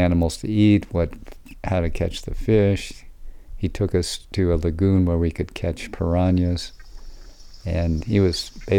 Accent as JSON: {"language": "English", "town": "Medford", "region": "Oregon", "country": "United States", "tie": "born or raised there", "also_born_or_lived": "Santiago, Chile", "moved": "yes", "said": "I was born in Medford, Oregon."}